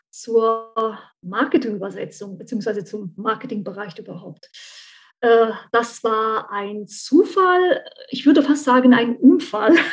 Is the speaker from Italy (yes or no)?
yes; central Italy, Italy; German is a second language; moved away as an adult; now in Saarbrücken, Germany; Also ich bin seit ähm, circa 20 Jahren, 21 Jahren in Saarbrücken und ursprünglich komme ich aus Mittelitalien, ähm, aus der Stadt der Palmen.